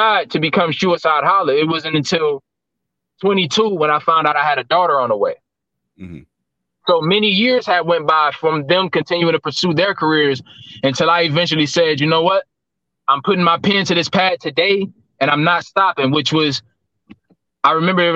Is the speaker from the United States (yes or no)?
yes; Cleveland, Ohio, United States; This is definitely my hometown